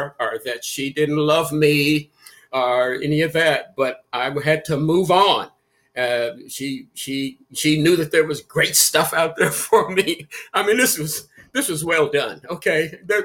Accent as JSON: {"language": "English", "town": "Danville", "region": "Kentucky", "country": "United States", "tie": "born or raised there", "said": "Danville, Kentucky, my hometown"}